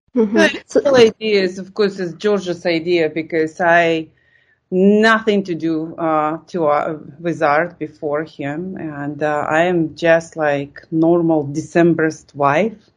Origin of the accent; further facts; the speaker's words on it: Lithuania; English is a second language; moved away as an adult; I came from Lithuania and suddenly I see that culture. And I thought like, wow, I, I think for the you know 20 years I lived in Lithuania